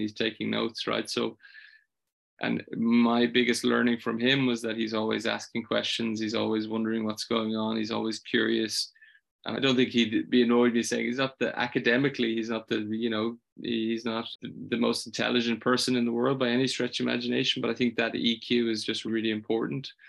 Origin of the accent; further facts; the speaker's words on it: Ireland; I'm from Ireland